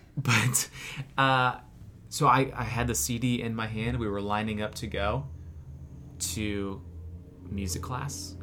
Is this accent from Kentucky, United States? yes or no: no; Florida, United States; I'm from Florida